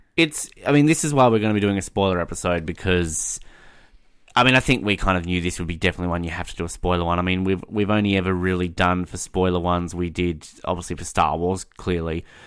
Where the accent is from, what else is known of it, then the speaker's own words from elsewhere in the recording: Australia; as an Australian